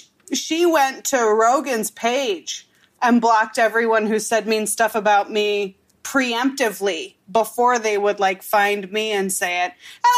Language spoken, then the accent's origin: English; Wisconsin, United States; now in Los Angeles, United States; But I'm from Wisconsin